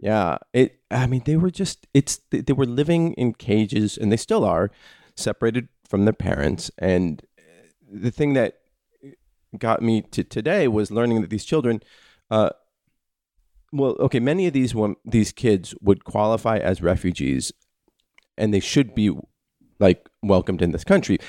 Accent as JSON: {"language": "English", "country": "United States", "said": "as an American"}